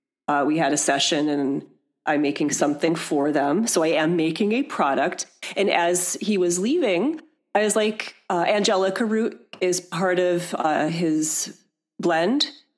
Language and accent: English; Michigan, United States; And again, I mentioned I'm from Michigan. I was able to visit my parents.